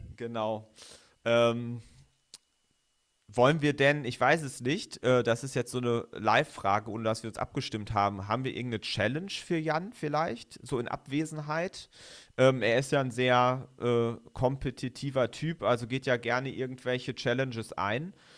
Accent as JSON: {"language": "German", "region": "North Rhine-Westphalia", "country": "Germany", "also_born_or_lived": "Bremen", "moved": "yes", "lives_now": "Göttingen, Germany", "said": "ich komme ja auch aus Ostwestfalen, also wir sind ja sozusagen zwei NRWler"}